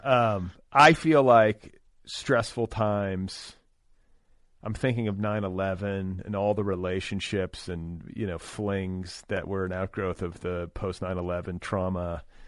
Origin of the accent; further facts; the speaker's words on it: Indiana, United States; I grew up in Indiana, not terribly far from where you did